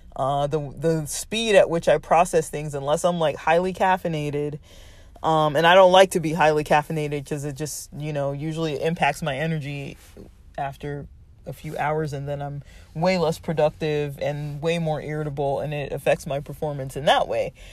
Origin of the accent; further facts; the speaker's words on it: Los Angeles, California, United States; now in Southern California, United States; I grew up in Los Angeles